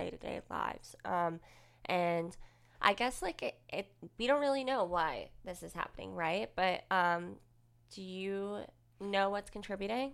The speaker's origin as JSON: {"language": "English", "town": "Woodbridge", "region": "New Jersey", "country": "United States", "tie": "born or raised there", "also_born_or_lived": "Manalapan, New Jersey", "moved": "as an adult", "said": "I grew up in Woolbridge"}